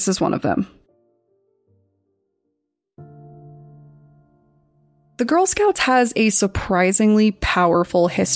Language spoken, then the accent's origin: English; Colorado, United States; Growing up in Colorado